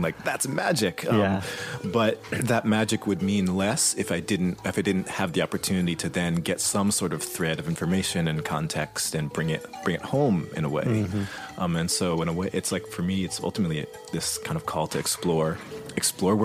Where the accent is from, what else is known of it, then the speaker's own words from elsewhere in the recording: Boston, Massachusetts, United States; growing up in Boston